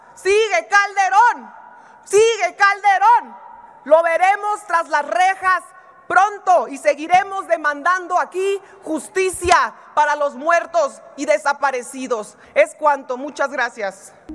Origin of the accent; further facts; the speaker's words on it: Baja California, Mexico; Y los bajacalifornianos, de donde soy